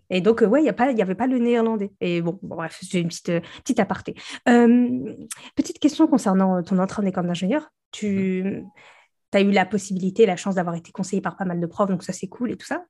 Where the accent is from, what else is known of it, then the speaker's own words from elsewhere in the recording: the Nord, Hauts-de-France, France; moi, je viens du Nord. Mhm. Et donc, nous notre pays frontalier, c'est la Belgique.